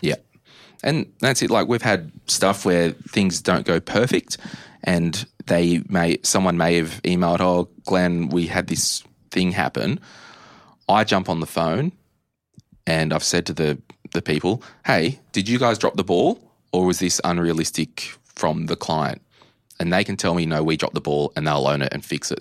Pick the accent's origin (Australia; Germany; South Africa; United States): Australia; Growing up in Australia